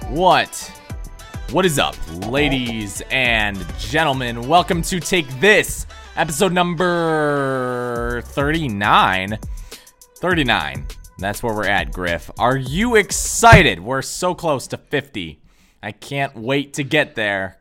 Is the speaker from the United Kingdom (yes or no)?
no; Michigan, United States; I am like born and raised in Michigan